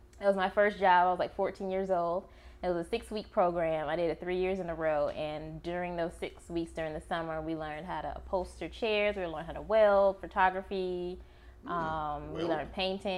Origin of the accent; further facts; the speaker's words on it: Atlanta, Georgia, United States; I'm actually from Atlanta, the city of Atlanta